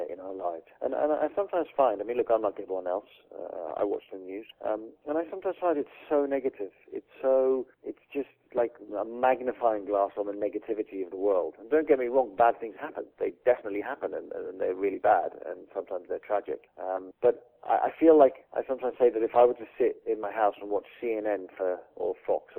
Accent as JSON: {"language": "English", "region": "England", "country": "United Kingdom", "said": "I'm English."}